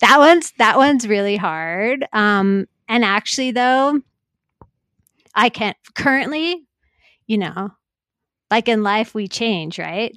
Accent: North Vancouver, British Columbia, Canada; I grew up in North Vancouver

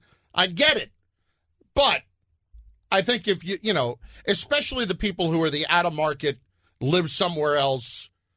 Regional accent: New York, United States; I'm from New York.

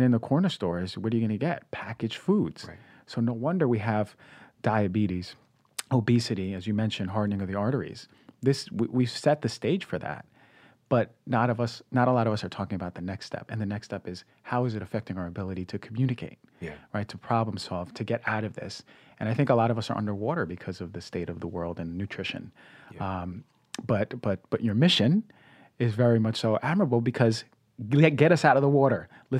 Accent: New York City, New York, United States; back in my hometown in Queens

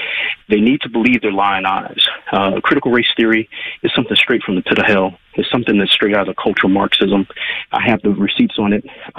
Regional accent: Richmond, Virginia, United States; also born or lived in northern Florida; now in Kansas, United States; I grew up in Richmond, Virginia. As a matter of fact, I grew up in foster care, so far north in Florida that they call it Georgia. And then we came up to the Old Dominion back in the day

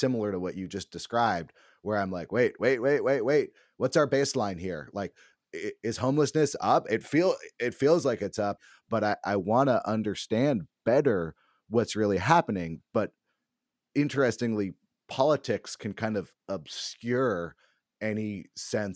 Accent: Berkeley, California, United States; moved away; I grew up in Berkeley

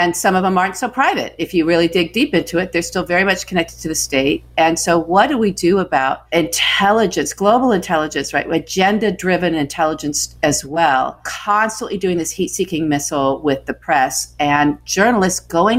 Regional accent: United States; Again, I'm very American. My family has been here forever and ever. And the ones that came later, right, just prior to the last century, are Irish.

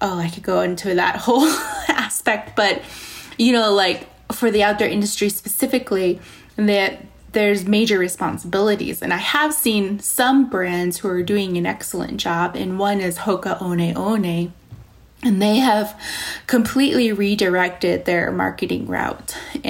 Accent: Navajo Nation, United States; So I come from the Navajo Nation, and, you know, we have some fantastic places out there, you know, like Antelope Canyon and all of these beautiful, you know, Monument Valley

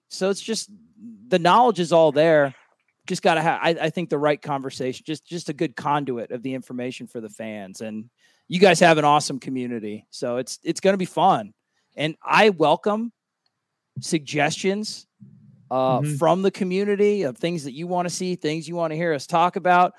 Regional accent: Cocoa Beach, Florida, United States; I'm from Cocoa Beach.

